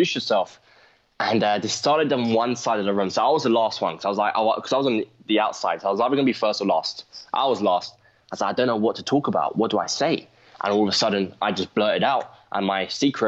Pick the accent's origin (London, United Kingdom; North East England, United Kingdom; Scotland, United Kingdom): London, United Kingdom; I'm from London